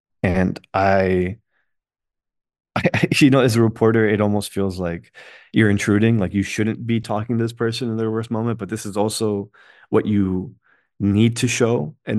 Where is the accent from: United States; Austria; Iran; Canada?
United States; I'm Muslim American too.